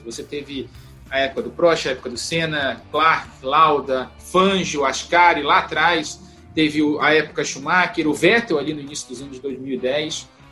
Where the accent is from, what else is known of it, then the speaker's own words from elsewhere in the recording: Brazil; a gente brasileiro